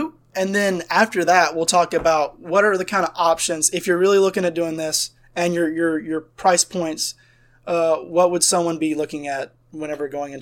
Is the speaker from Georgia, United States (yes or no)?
yes; South Georgia, United States; We're from South Georgia